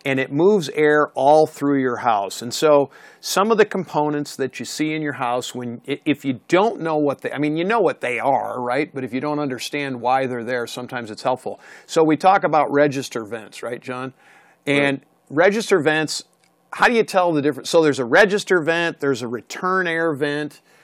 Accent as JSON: {"language": "English", "region": "the East", "country": "United States", "tie": "born or raised there", "said": "Being from the East and li- growing up in the East"}